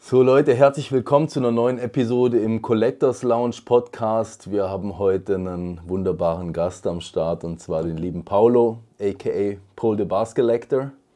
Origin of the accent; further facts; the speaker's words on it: Switzerland; bei uns in der Schweiz